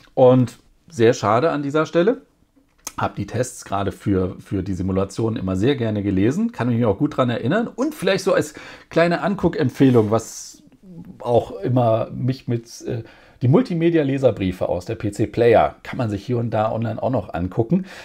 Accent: Germany; bei uns in Deutschland

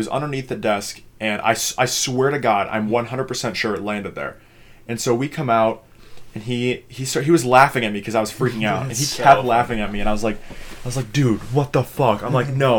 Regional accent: Minnesota, United States; I'm from Minnesota.

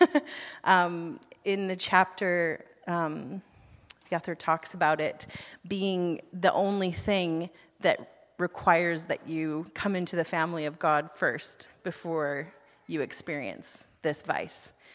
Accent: United States; moved away as an adult; now in Canada; I'm from the United States

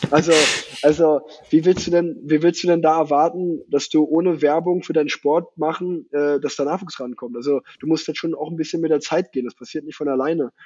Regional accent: Unna, North Rhine-Westphalia, Germany; moved away as an adult; now in Cologne, Germany; ich habe noch in Unna gewohnt, wo ich groß geworden bin

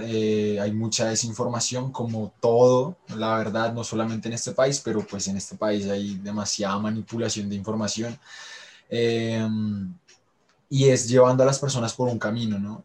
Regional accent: Colombia; seguimos siendo colombianos y estamos inmersos en este contexto

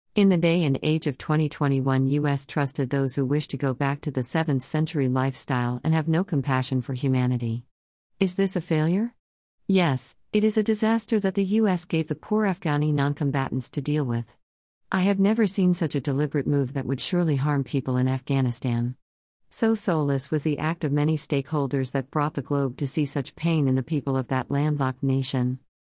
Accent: India; being an Indian

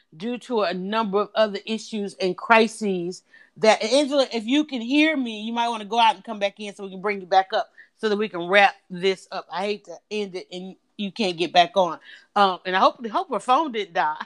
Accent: United States; we as American people

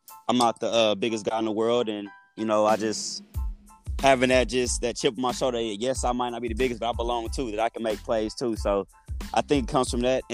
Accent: Waxahachie, Texas, United States; now in Arlington, United States; I'm originally from the Dallas area in a place called Waxahachie, Texas

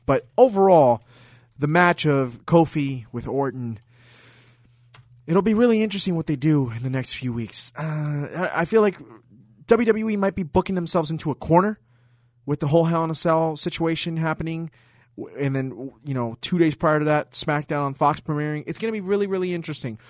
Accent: Puerto Rico; the great city of my home country, San Juan, Puerto Rico.

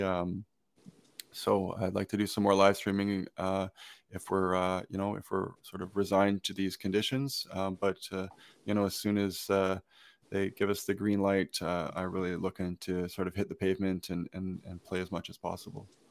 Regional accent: Brockville, Ontario, Canada; my hometown in, uh, Brockville

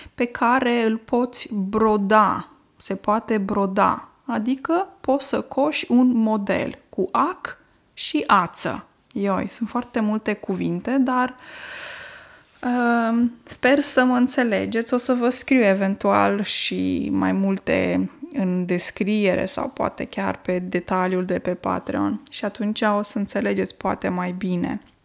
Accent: Romania; first language Romanian; moved away; m-am născut în România și limba română este limba maternă, deși pentru că locuiesc de mulți ani, uh, mulți ani în altă țară

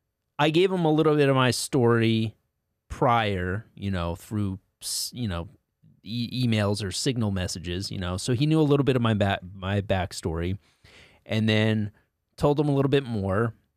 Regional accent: Connecticut, United States; Like I grew up in Connecticut as well.

